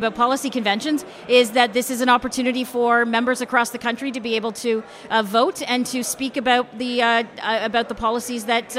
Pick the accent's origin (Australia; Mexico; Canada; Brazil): Canada; Fenelon Falls, Ontario; The area where I grew up in Fenland Falls, it's high propane, high oil.